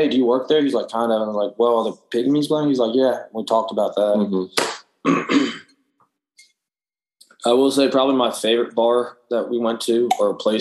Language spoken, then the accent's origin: English; Auburn, Alabama, United States; I said, Auburn